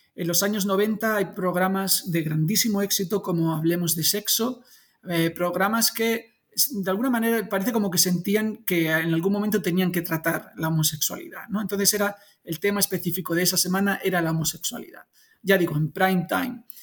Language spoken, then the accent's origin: Spanish; Spain; soy súper español